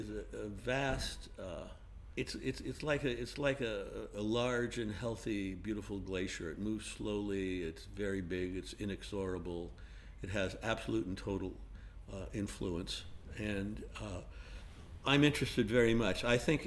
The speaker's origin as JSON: {"language": "English", "town": "Los Angeles", "region": "California", "country": "United States", "tie": "born or raised there", "said": "Well, the thing that you see, I grew up in Los Angeles"}